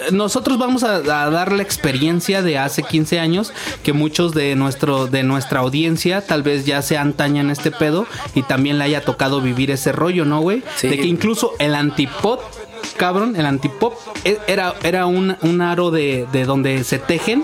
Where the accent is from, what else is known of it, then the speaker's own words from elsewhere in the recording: Mexico; somos mexicanos, cabrón, y sabemos que aquí en México